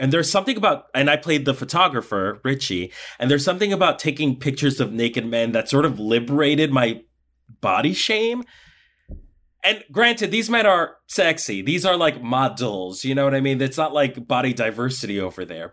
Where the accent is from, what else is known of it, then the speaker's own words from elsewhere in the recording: Colombia; moved away; I was born in Colombia. I'm, I'm from South America. And in Colombia, I did folkloric dancing